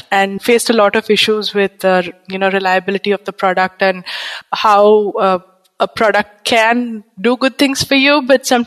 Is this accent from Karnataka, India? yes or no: yes; Bangalore, Karnataka, India; moved away as an adult; also born or lived in West Bengal, India; now in Pondicherry, India; I am from India, basically from Eastern India, which is West Bengal, but grown up in Bangalore